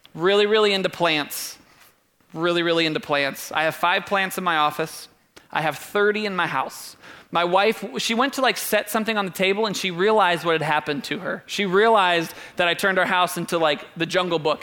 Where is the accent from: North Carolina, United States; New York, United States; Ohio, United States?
Ohio, United States; Doylestown; We grew up in Doylestown, like haven't seen a lot outside of a couple oak trees